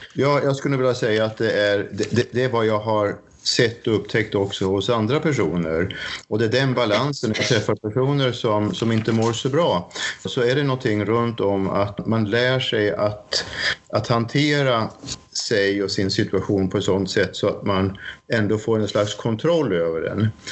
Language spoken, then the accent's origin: Swedish; Sweden; moved away as an adult; now in Norway